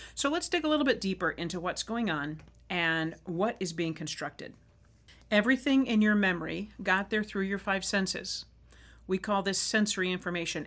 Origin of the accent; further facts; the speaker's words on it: Arizona, United States; I grew up riding motorcycle in Arizona